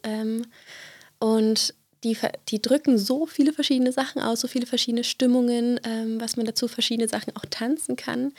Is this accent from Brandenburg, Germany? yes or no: yes; East Brandenburg, Germany; moved away; ich bin aufgewachsen in Ostbrandenburg, ja. ähm, in verschiedenen Städten bzw. Dörfern.